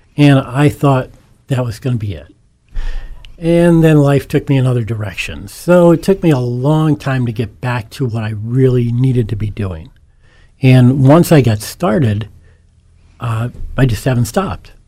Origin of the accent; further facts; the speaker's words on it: Scranton, Pennsylvania, United States; born and raised in Scranton, uh, one of eight children of, educated in the Scranton School District and went to the University of Scranton